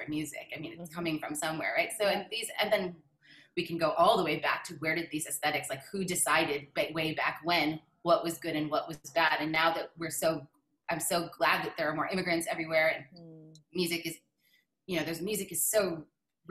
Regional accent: Baltimore, Maryland, United States; I was growing up in Baltimore

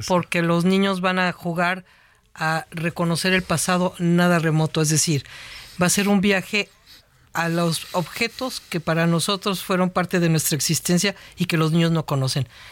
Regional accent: Mexico City, Mexico; moved away as an adult; now in Guadalajara, Mexico; yo no soy de Guadalajara, yo soy de la Ciudad de México

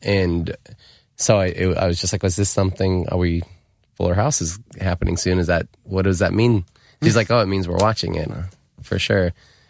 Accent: United States; I grew up in America.

